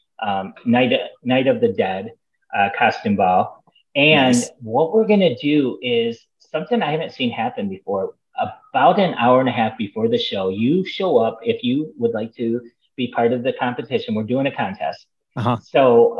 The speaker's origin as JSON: {"language": "English", "region": "Michigan", "country": "United States", "moved": "yes", "lives_now": "Florida, United States", "said": "I'm from Michigan."}